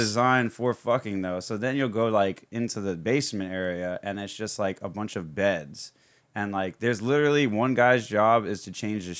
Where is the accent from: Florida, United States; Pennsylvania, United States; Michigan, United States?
Florida, United States; I grew up in Florida my whole life.